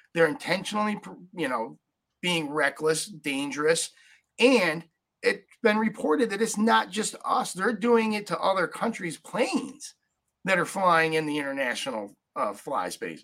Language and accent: English; upstate New York, United States; i grew up in upstate new york 5001 people in my hometown